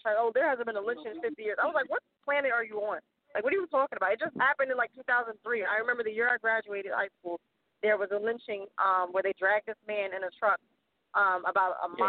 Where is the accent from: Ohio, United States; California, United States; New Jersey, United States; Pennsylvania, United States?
Pennsylvania, United States; Philadelphia; There was a group of people in my hometown, Philadelphia